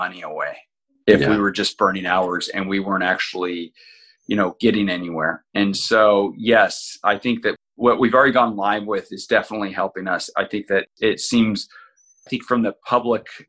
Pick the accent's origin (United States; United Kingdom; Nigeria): United States; Kodiak, Alaska; moved away as an adult; originally growing up in Kodiak, Alaska